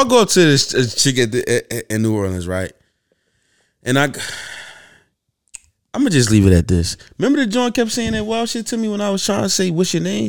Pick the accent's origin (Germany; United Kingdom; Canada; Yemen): Yemen; I'm from Yemen.